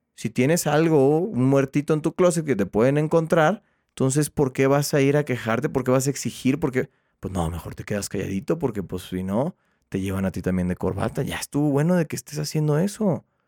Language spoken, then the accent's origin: Spanish; Mexico; Todos somos mexicanos